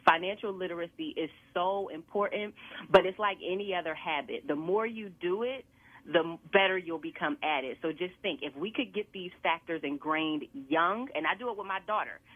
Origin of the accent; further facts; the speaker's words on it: Aliquippa, Pennsylvania, United States; moved away as an adult; also born or lived in Philadelphia; I grew up in Aliquippa, small town outside of Pittsburgh